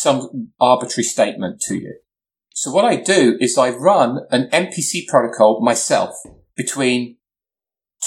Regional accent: England, United Kingdom; I'm English

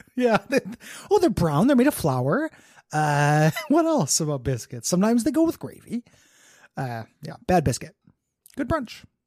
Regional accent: Illinois, United States; I was a coaster kid growing up on Six Flags in Illinois

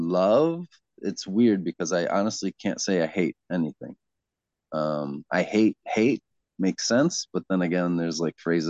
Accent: Ann Arbor, Michigan, United States; also born or lived in Evanston, Illinois / Chicago, Illinois; I was born in Evanston, just outside of Chicago. I moved to Ann Arbor, I guess. I was just a baby, so I was raised in Ann Arbor

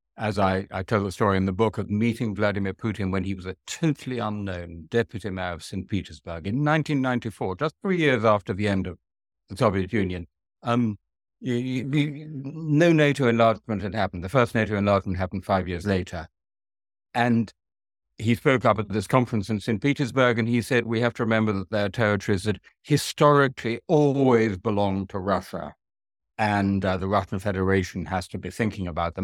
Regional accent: England, United Kingdom; as a European, as an English European

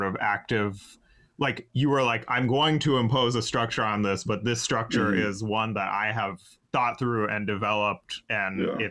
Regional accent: North Carolina, United States; I'm from North Carolina.

